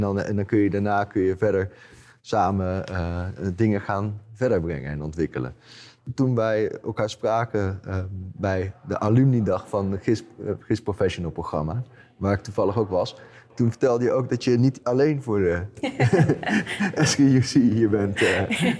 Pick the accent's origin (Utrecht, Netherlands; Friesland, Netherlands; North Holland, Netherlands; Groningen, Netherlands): Utrecht, Netherlands; mijn ouders die, die zitten in Utrecht, dus ik kom uit Utrecht